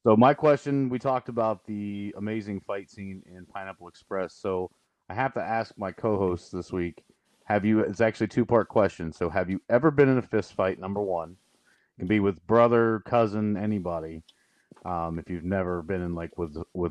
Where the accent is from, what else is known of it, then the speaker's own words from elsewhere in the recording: Southern Ohio, United States; I grew up in Southern Ohio, grew up in a trailer park, grew up poor